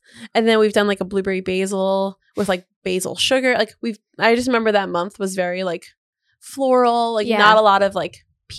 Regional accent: New Jersey, United States; moved away; I'm from New Jersey.

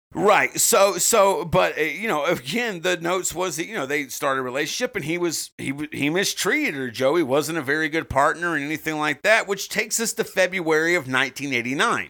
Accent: the South, United States; As a Southerner

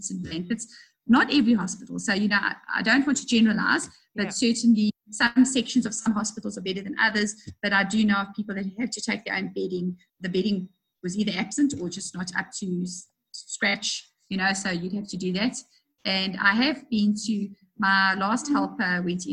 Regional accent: South Africa

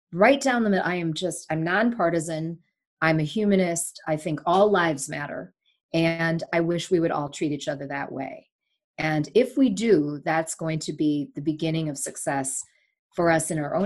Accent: Sri Lanka; moved away; I was born in Sri Lanka

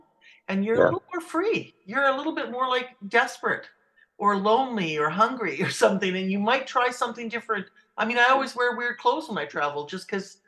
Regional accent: Vancouver Island, British Columbia, Canada; I'm from Vancouver Island

